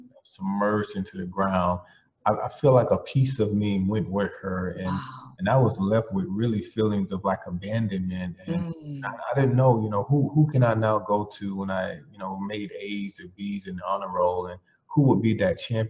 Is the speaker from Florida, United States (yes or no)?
yes; Belle Glade, Florida, United States; moved away; I'm from Belgrade, Florida, which is in Palm Beach County